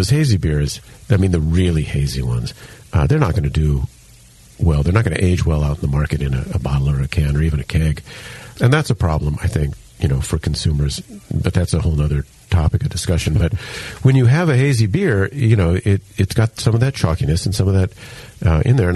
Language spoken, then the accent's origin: English; Hilo, Hawaii, United States; moved away; I grew up in Hilo, Hawaii